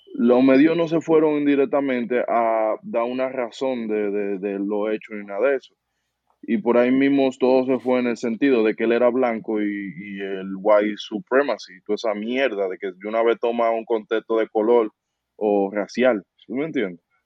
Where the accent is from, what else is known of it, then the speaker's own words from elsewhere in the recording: Dominican Republic; moved away as an adult; volví a Santo Domingo